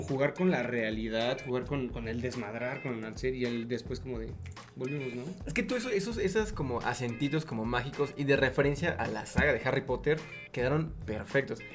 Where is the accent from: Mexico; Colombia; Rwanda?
Mexico; Puebla; Yo soy de Puebla